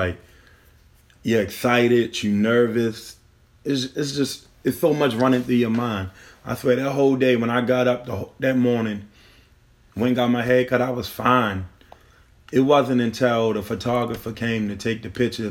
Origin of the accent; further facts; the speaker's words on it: Baltimore, Maryland, United States; growing up in Baltimore City, going to those schools, it was kind of rough